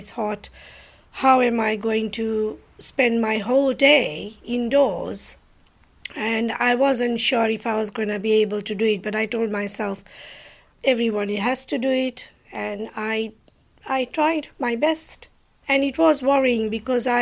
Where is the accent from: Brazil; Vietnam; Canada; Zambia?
Zambia; Lusaka, Lusaka Province; moved away as an adult; now in United Kingdom; I was born in Lusaka, Zambia, in Africa. And I came over here to study.